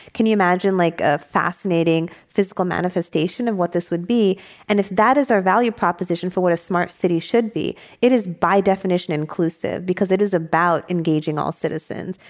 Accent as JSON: {"language": "English", "region": "New York", "country": "United States", "also_born_or_lived": "San Diego", "moved": "yes", "lives_now": "San Francisco, United States", "said": "I didn't move back to New York, where I'm from"}